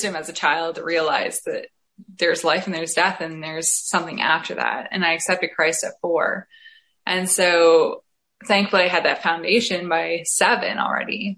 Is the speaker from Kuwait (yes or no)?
no; Essex County, Ontario, Canada; now in St. Thomas, Canada; I am currently living in St. Thomas, Ontario, but I'm originally from Essex County, which is what I like to call the Florida of Canada, just before Michigan there